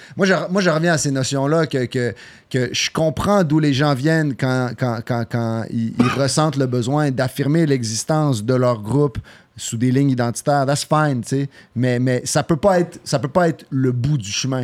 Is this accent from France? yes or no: no; Quebec, Canada; accent: Québécois; je suis né au Québec